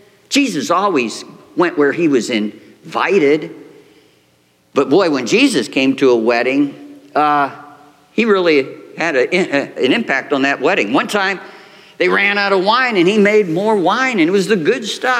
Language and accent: English; Lima, Ohio, United States; moved away; my wife and I both had, we're from Lima, Ohio. That's 3 hours from here.